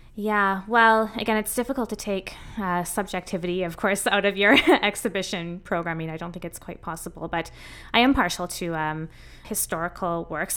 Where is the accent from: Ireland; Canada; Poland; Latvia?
Canada; Saskatoon, Saskatchewan; moved away as an adult; also born or lived in Utrecht, Netherlands / England; I grew up in Saskatoon